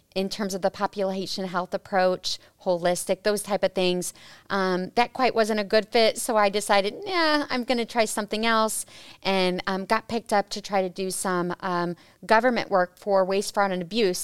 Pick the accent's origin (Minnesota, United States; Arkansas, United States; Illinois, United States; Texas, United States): Illinois, United States; Peoria; I was born and raised in Peoria, Illinois